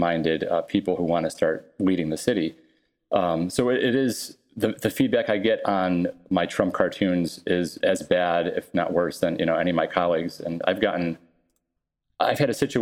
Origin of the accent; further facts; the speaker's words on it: Buffalo, New York, United States; I grew up in Buffalo